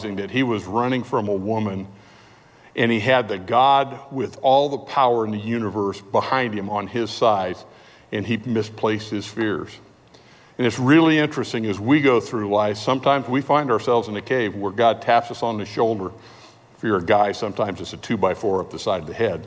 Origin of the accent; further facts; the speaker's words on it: California, United States; We're from California.